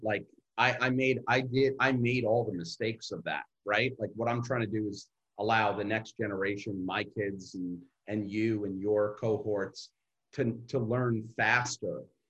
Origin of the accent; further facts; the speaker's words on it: Brooklyn, New York, United States; I'm growing up in Coney Island in Brooklyn, and my lower middle class, high, like higher class, like poor.